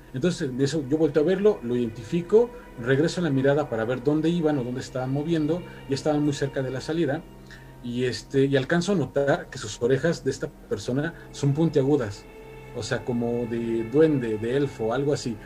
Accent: State of Mexico, Mexico; now in Mexico City, Mexico; yo soy del Estado de México para quien eh, lo sepa, actualmente ya resido aquí en la Ciudad de México

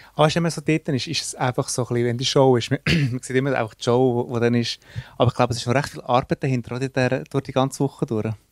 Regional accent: Switzerland; wir kommen aus der Schweiz

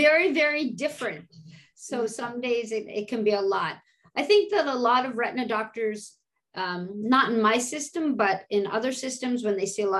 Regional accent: Canada; moved away as an adult; now in United States; being a Canadian and coming to the States and seeing patients

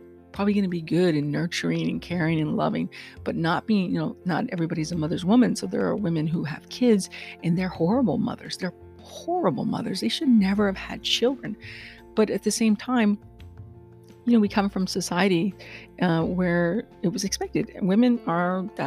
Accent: Texas, United States; I am a Texan

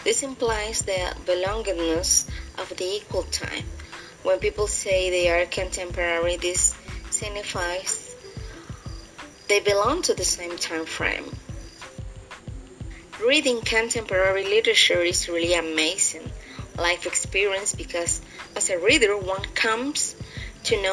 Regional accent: Santiago de Veraguas, Veraguas, Panama; I'm from Santiago, Veraguas province

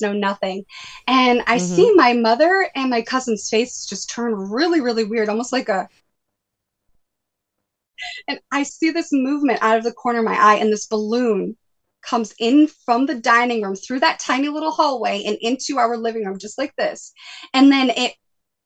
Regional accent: New Bedford, Massachusetts, United States; Where I grew up in New Bedford

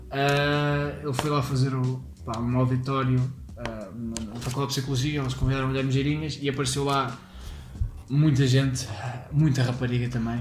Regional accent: Leiria, Centro, Portugal; eu sou de Leiria

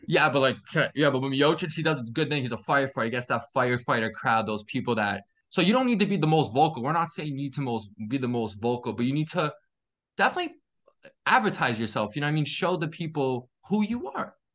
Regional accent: Massachusetts, United States; I'm from Mass

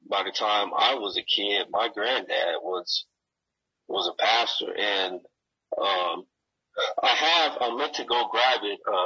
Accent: Gary, Indiana, United States; now in Denver, United States; I grew up in Gary

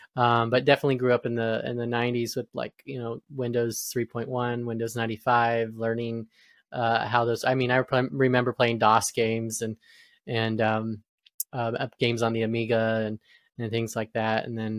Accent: Flagstaff, Arizona, United States; now in Atlanta, United States; You know, I grew up in Arizona and moved from a small city there called Flagstaff to Atlanta, Georgia in 2005.

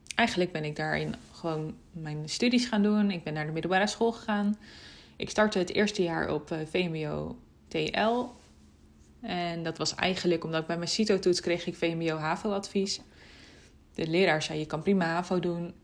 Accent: Almere, Flevoland, Netherlands; hier bij ons in Almere. In de buurt van waar mijn ouders wonen, waar ik ben opgegroeid

